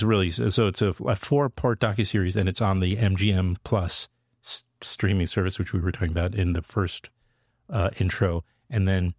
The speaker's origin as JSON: {"language": "English", "town": "New York City", "region": "New York", "country": "United States", "tie": "born or raised there", "said": "I grew up in Queens."}